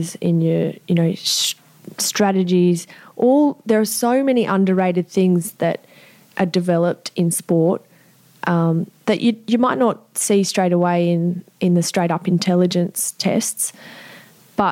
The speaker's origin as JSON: {"language": "English", "town": "Sydney", "region": "New South Wales", "country": "Australia", "tie": "born or raised there", "said": "I grew up in Eastwood, which is in the middle of Sydney"}